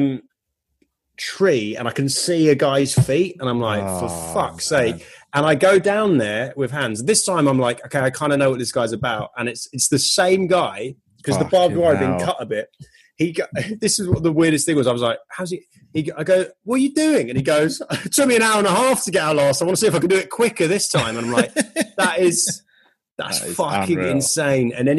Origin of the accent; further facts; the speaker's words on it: United Kingdom; now in California, United States; I'm British